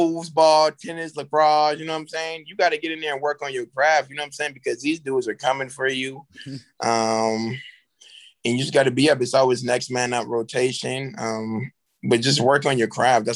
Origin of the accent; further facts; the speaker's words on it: Charleston, South Carolina, United States; also born or lived in Florence, South Carolina; I'm coming from Charleston, South Carolina, which is a great city. I love my city